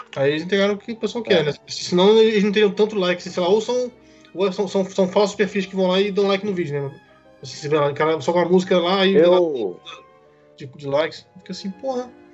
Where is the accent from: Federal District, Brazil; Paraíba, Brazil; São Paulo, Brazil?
Federal District, Brazil; Brasília; Também sou de Brasília também